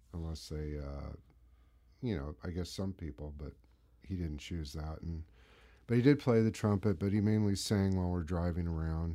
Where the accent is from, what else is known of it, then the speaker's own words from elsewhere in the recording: San Mateo, California, United States; also born or lived in Marin County; I grew up in, uh, Northern California in San Mateo